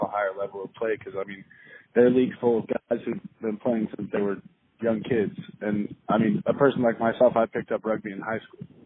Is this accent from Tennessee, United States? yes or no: no; Kansas City, Missouri, United States; moved away as an adult; now in New Orleans, United States; I'm from Kansas City, Missouri